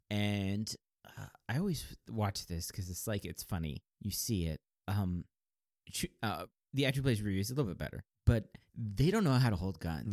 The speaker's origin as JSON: {"language": "English", "country": "United States", "said": "we're American"}